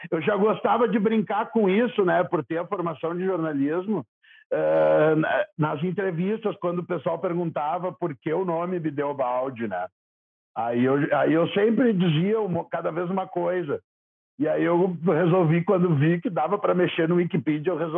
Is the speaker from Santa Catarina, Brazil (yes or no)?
no; Porto Alegre, Rio Grande do Sul, Brazil; born there; eu nasci em Porto Alegre mesmo, mas não conta para ninguém.